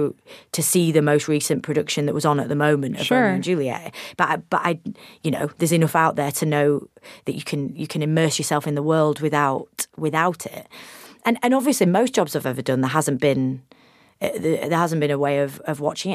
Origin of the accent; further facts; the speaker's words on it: United Kingdom; as a Brit